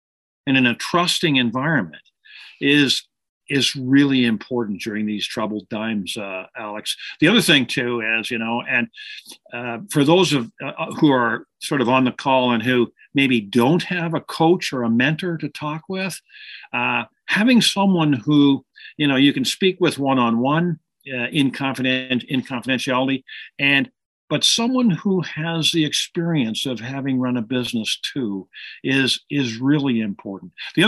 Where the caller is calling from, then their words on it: Toronto, Ontario, Canada; calling in from Toronto, Canada today, just north of Toronto.